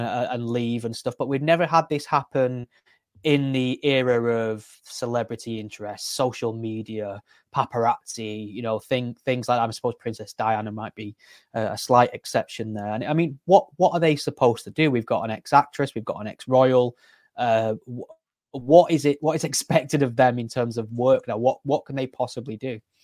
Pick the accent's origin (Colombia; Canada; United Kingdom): United Kingdom; as a Brit